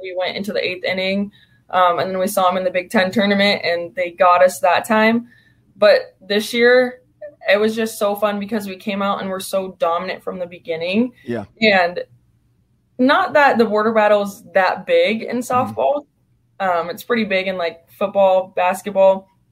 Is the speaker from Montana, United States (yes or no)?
no; California, United States; I'm from California